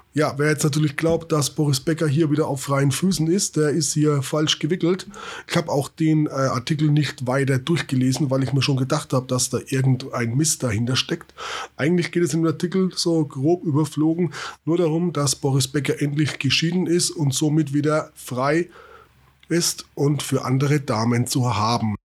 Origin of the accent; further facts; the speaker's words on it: Schweinfurt district, Bavaria, Germany; Eigentlich komme ich aus dem Landkreis Schweinfurt